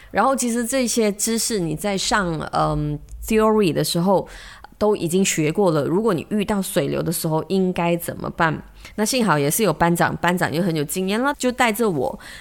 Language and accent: Chinese; Malaysia; 我们马来西亚人说很 big tech